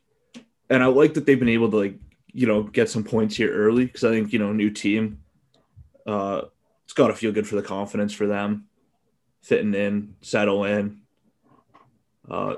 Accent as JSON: {"language": "English", "town": "Calgary", "region": "Alberta", "country": "Canada", "tie": "born or raised there", "said": "growing up in Calgary"}